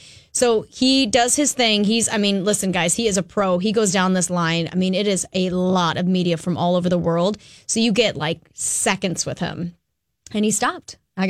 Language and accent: English; Minnesota, United States; I'm a rule follower because I'm from Minnesota.